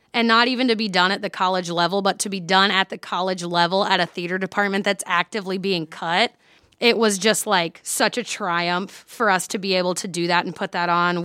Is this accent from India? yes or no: no; Mount Vernon, Iowa, United States; a children's theater in my hometown. I'm from Mount Vernon, Iowa